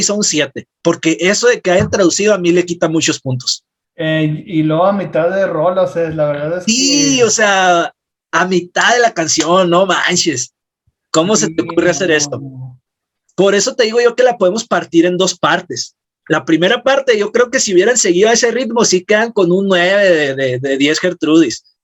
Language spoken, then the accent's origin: Spanish; Mexico; de las canciones con las que pues también nos sentimos muy identificados nosotros como mexicanos.